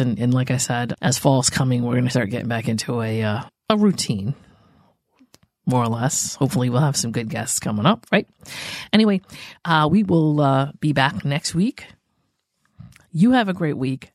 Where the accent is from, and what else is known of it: New England, United States; born or raised there